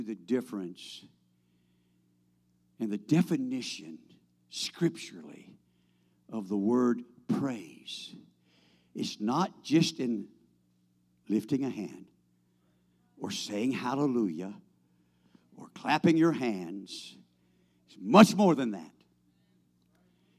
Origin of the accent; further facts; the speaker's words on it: United States; I'm an American